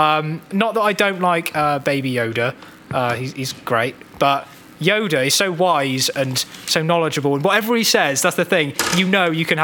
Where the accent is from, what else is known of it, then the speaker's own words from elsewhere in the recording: England, United Kingdom; But I was born in England, so I'm actually English.